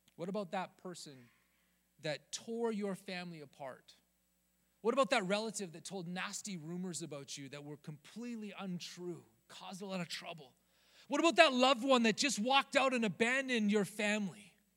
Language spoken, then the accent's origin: English; Rocky Mountains, United States; now in Southern California, United States; growing up in the Rocky Mountains